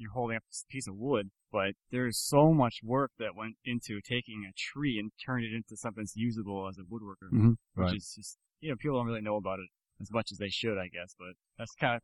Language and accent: English; Minneapolis, Minnesota, United States; I'm from Minneapolis, or just outside of Minneapolis, Minnesota